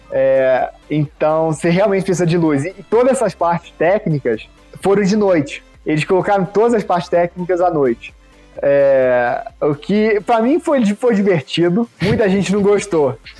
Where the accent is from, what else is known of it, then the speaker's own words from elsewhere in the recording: Rio de Janeiro, Brazil; also born or lived in Minas Gerais; now in Denver, United States; sou carioca